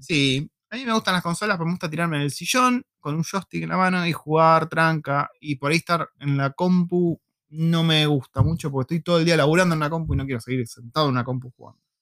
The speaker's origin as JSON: {"language": "Spanish", "country": "Argentina", "said": "en Argentina no tenemos tanta inmigración de esos lugares."}